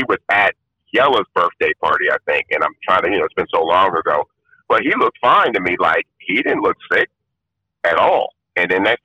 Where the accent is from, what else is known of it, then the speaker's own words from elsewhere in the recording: Compton, California, United States; also born or lived in Watts, Los Angeles; I grew up in Compton